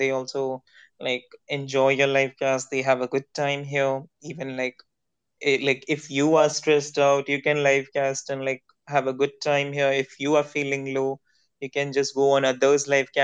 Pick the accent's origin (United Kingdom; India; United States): India; English is a second language; I'm an Indian